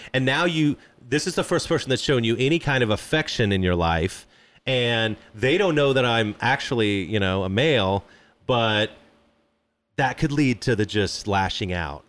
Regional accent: Midwest, United States; I grew up in the Midwest

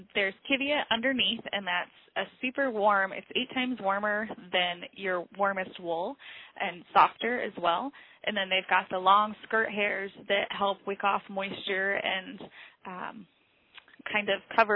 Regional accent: Illinois, United States; moved away as an adult; now in Nome, United States; I grew up in Illinois

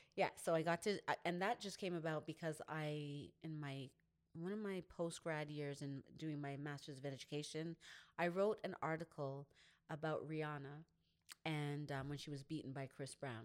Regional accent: Canada; growing up in Canada, even though my family is from Grenada

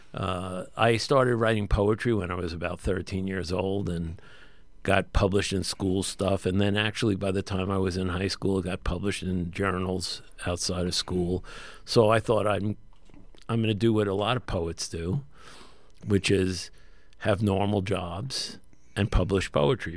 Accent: New York City, New York, United States; I'm actually from an area of Brooklyn that borders Coney Island, Brighton Beach, Cheapside Bay, and Graves End

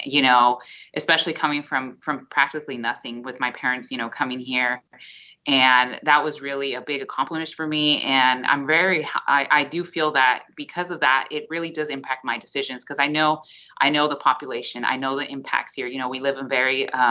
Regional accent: Visalia, California, United States; also born or lived in Bakersfield, California; I was born and raised in Visalia.

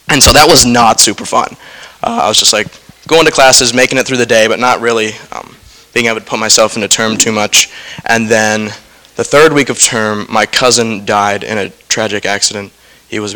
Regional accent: Lewisburg, Pennsylvania, United States; I am from Lewisburg, Pennsylvania, so not too far down the road.

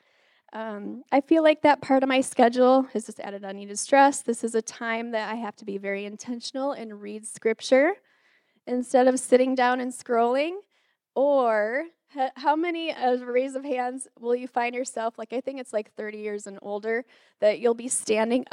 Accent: Detroit, Michigan, United States; moved away; also born or lived in Wisconsin; I grew up in Michigan, and my community was full of Catholic Italians

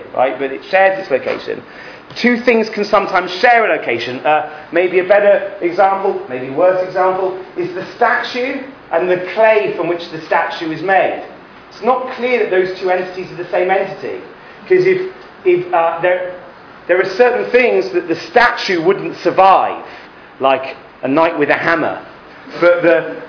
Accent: England, United Kingdom; moved away as an adult; now in Israel; When I grew up in England, we went to Heder

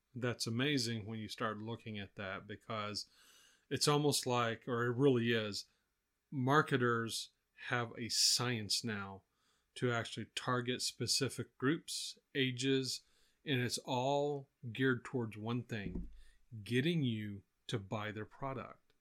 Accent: Texas, United States; growing up in Texas here

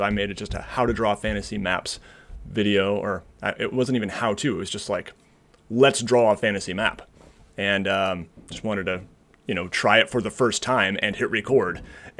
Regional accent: Seattle, Washington, United States; now in Michigan, United States; I grew up in Seattle, Washington, and went to college here in Michigan, where I am now.

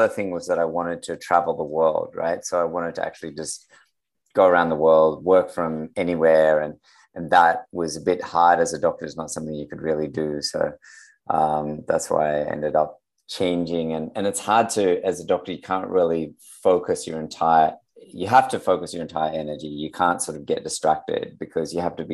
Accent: Sydney, New South Wales, Australia; I'm from Australia as well, right? So I'm in Sydney, Australia.

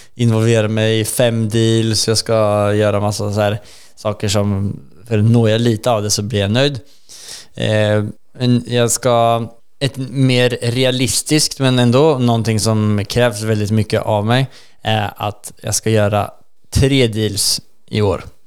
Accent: Sweden; vi pratar svenska och vi är svenskar

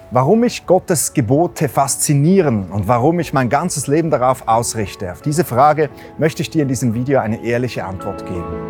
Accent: Switzerland

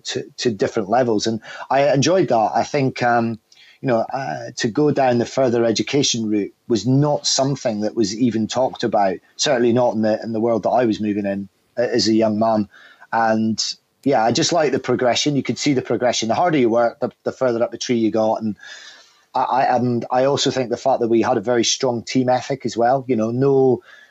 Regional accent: the north of Scotland, United Kingdom; from the north of Scotland, and was quite sort of a challenging individual at school

